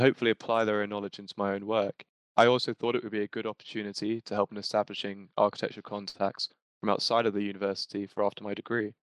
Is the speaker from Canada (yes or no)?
no; London, United Kingdom; I'm also a third year student from London